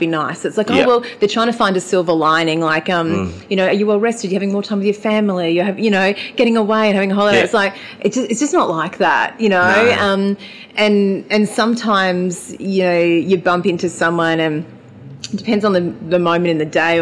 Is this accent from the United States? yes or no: no; Mildura, Victoria, Australia; I was born at Mildura Base Hospital in 1980.